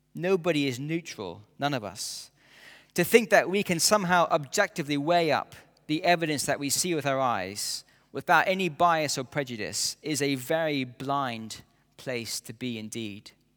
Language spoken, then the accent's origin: English; near Edinburgh, Scotland, United Kingdom; As a schoolboy growing up near Edinburgh